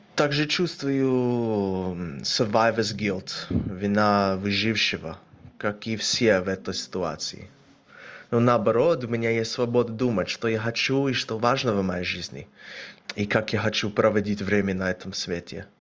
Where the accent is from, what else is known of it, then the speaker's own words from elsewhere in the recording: Australia; now in Kyiv, Ukraine; мне 30 лет, я из Австралии